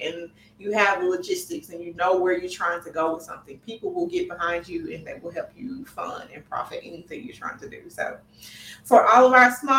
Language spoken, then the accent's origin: English; Fayette, Mississippi, United States; accent: Country; But I love my hometown